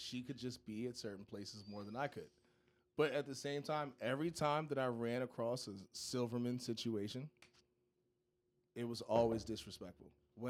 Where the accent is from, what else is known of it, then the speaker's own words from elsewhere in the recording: Philadelphia, Pennsylvania, United States; I'm from Philadelphia, Pennsylvania.